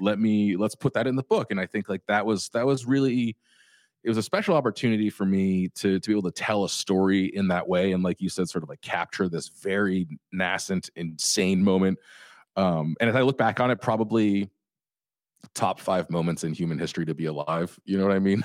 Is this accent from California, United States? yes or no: yes; Orange County, California, United States; I grew up in Orange County